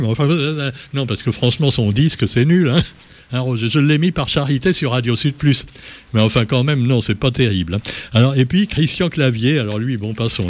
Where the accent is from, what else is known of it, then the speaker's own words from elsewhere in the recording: Réunion; chez nous à La Réunion